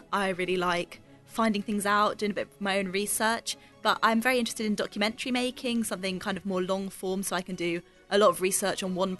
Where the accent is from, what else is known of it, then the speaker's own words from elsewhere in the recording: Suffolk, East of England, United Kingdom; I grew up in Suffolk, and I lived in Suffolk.